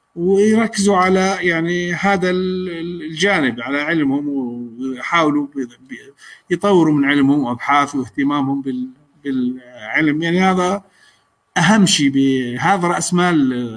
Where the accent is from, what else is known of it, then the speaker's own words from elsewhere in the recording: Jordan; احنا عندنا بالاردن